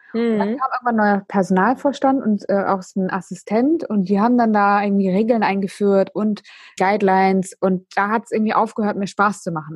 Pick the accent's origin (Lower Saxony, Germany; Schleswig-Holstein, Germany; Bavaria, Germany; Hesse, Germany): Lower Saxony, Germany; Emden; ich komme ja aus Emden